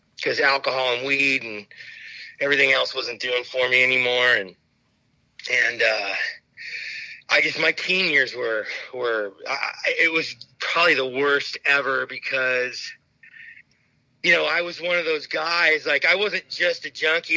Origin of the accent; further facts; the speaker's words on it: Phoenix, Arizona, United States; I grew up in Phoenix, Arizona